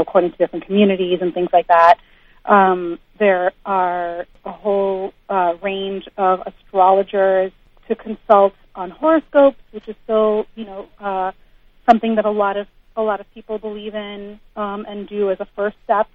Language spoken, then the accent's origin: English; United States; I was raised like in the United States